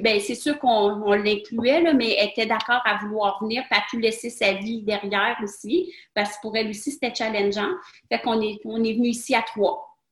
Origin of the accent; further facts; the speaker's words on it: Quebec, Canada; moved away as an adult; also born or lived in Bahrain; chez nous au Québec